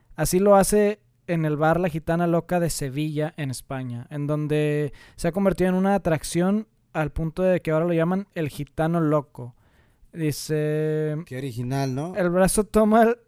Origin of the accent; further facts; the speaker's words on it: Monterrey, Nuevo León, Mexico; aquí, güey, en Monterrey, güey, nosotros somos de Monterrey